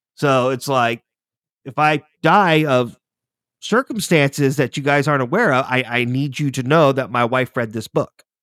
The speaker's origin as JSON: {"language": "English", "country": "United States", "said": "as an American"}